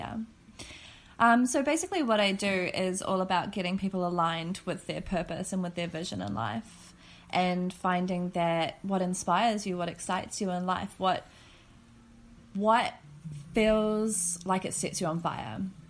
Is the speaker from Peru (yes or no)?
no; New Zealand; moved away; And I'm from New Zealand.